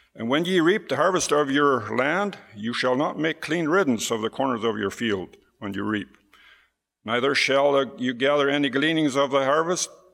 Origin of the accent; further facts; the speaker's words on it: Hochfeld, Manitoba, Canada; We hail from Hochfeld